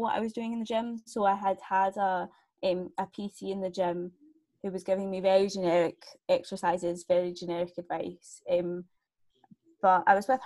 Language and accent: English; Scotland, United Kingdom; I'm from Scotland. As you can probably tell by the accent.